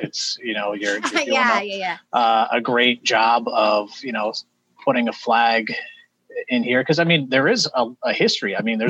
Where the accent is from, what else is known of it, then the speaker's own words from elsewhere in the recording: outside Worcester, Massachusetts, United States; I grew up outside of Worcester, Massachusetts.